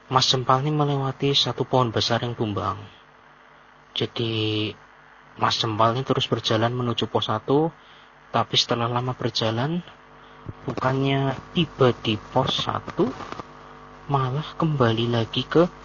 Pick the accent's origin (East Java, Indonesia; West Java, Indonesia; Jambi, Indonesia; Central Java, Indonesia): Central Java, Indonesia; Purwokerto; dan saya dari Purwokerto